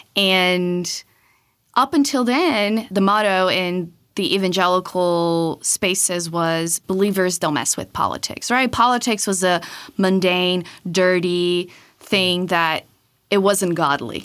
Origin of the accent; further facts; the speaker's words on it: Brazil; moved away; Growing up in Brazil from as long as I can remember